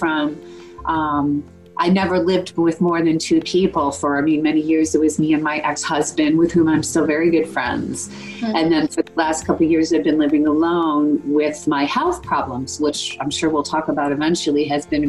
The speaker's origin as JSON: {"language": "English", "town": "Buffalo", "region": "New York", "country": "United States", "tie": "born or raised there", "also_born_or_lived": "London", "accent": "Buffalo", "said": "I'm a native Buffalonian, and if you can't tell by my accent, then you're not from Buffalo. And I'm a down-home Buffalo girl"}